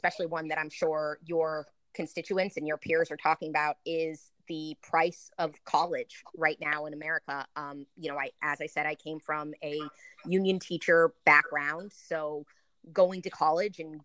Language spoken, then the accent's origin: English; New York, United States; now in Fort Lauderdale, United States; I'm originally from New York, but I live in Fort Lauderdale, Broward County.